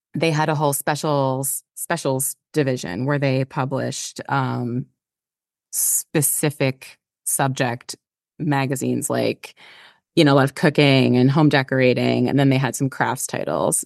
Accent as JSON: {"language": "English", "region": "Pennsylvania", "country": "United States", "tie": "born or raised there", "also_born_or_lived": "Brooklyn, New York", "moved": "yes", "said": "I grew up in Pennsylvania in a tiny, small town, borderline rural, rural"}